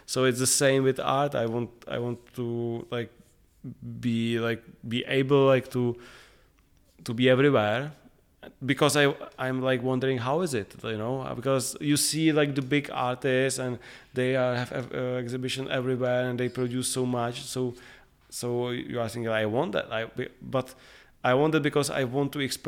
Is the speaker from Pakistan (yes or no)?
no; Prague, Czechia; like we are growing up in Prague, everybody knows each other.